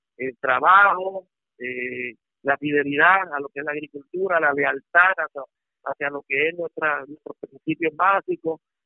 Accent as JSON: {"language": "Spanish", "country": "Puerto Rico", "said": "como puertorriqueño"}